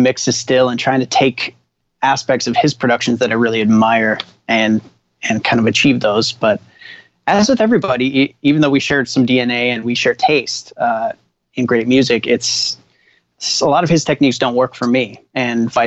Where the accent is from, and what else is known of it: Minneapolis, Minnesota, United States; born or raised there; also born or lived in Winnipeg, Canada; now in Los Angeles, United States